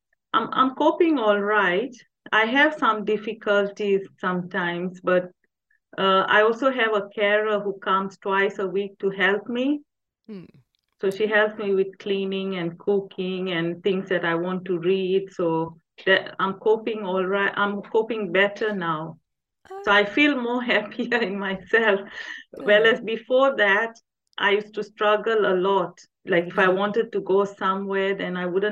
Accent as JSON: {"language": "English", "country": "Tanzania", "tie": "born or raised there", "moved": "as an adult", "lives_now": "England, United Kingdom", "said": "I was born there and I grew up in Tanzania. I only came to England in 2007"}